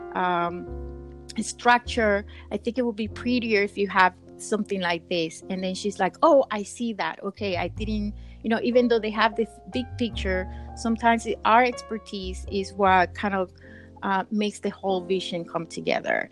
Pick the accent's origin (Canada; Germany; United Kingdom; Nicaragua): Nicaragua; now in United States; I'm from originally from Nicaragua